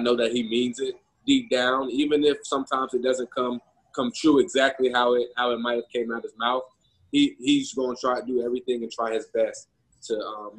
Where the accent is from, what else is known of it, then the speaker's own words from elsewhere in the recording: Florida, United States; moved away; we're from Florida